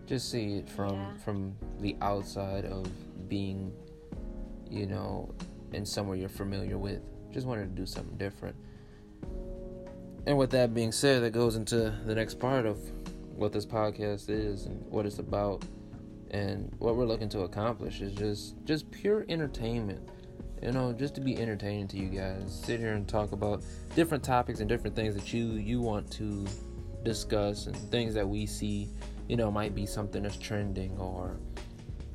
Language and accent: English; Michigan, United States; moved away as an adult; now in Tennessee, United States; I'm also from Michigan.